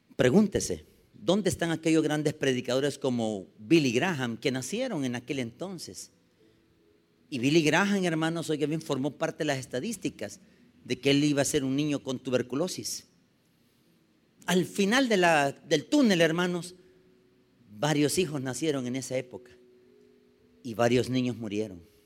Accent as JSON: {"language": "Spanish", "region": "San Salvador", "country": "El Salvador", "tie": "born or raised there", "said": "yo nací en 1972. La estadística dice de que nacieron casi solo en el hospital de maternidad donde yo nací, nacieron ese día, solo en San Salvador, 73 niños"}